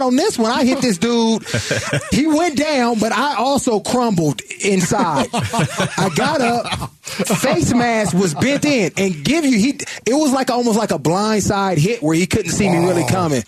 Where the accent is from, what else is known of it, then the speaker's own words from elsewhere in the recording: the Bay Area, California, United States; I'm from the Bay.